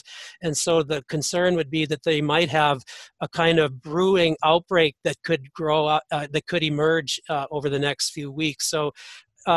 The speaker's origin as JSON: {"language": "English", "region": "North Dakota", "country": "United States", "said": "even my home state of North Dakota"}